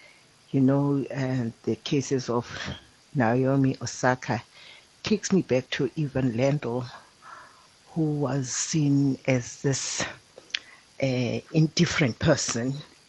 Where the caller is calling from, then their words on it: Butterworth, Eastern Cape, South Africa; I'm calling from Butterworth.